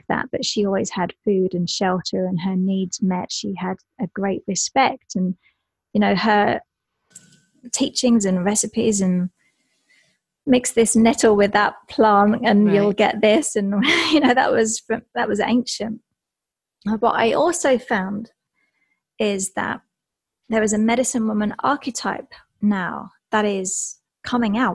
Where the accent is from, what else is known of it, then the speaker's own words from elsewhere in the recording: Essex, East of England, United Kingdom; moved away; I'm from England, from Essex